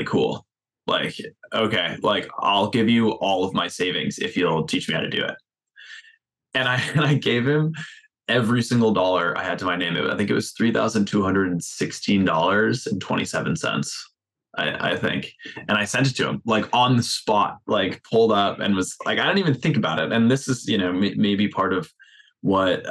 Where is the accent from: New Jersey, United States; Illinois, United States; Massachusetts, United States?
Massachusetts, United States; right outside of Boston; moved away as an adult; also born or lived in Minnesota; I'm from the East Coast. I'm from right outside of Boston